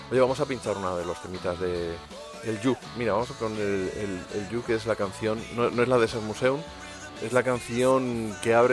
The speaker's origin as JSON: {"language": "Spanish", "country": "Spain", "said": "Voy a haber dicho Ramírez, que soy español"}